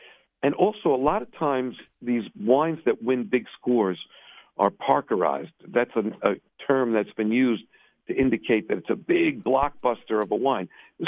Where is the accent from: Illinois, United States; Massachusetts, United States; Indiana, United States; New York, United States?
New York, United States; New York City; When I tell people, like, I'm from Williamsburg, they go, you don't look Hasidish.